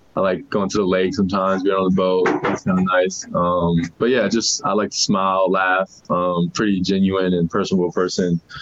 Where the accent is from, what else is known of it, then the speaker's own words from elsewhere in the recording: New Orleans, Louisiana, United States; now in Salt Lake City, United States; I'm from New Orleans, so it's hot and you're sweating as soon as you get outside